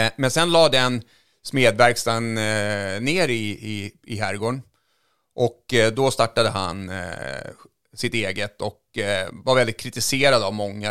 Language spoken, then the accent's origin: Swedish; Finland; now in Sweden; där jag är uppvuxen i, i, i, två timmar norr om Helsingfors